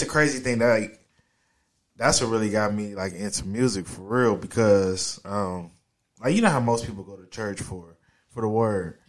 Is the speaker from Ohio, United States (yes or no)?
yes; Dayton, Ohio, United States; From Dayton, Ohio